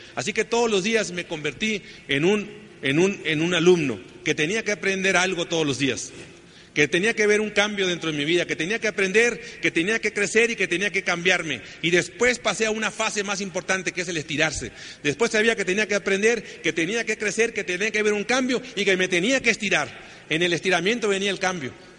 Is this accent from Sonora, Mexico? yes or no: yes; Sonora, Mexico; Así que pues somos del norte. Yo soy egresado del Tecnológico de Sonora.